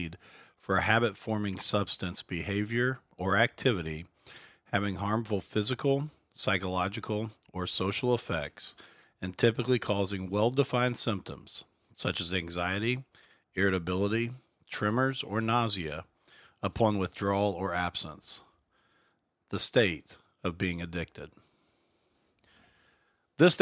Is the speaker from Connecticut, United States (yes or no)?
no; Mitchell, Indiana, United States; Ashley and I grew up together in Mitchell, Indiana, a small rural town in southern Lawrence County.